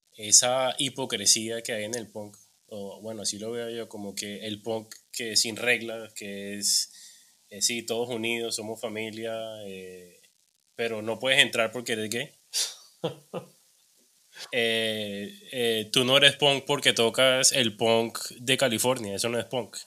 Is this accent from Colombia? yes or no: yes; Cartagena, Bolívar, Colombia; also born or lived in Bogotá; yo soy de Cartagena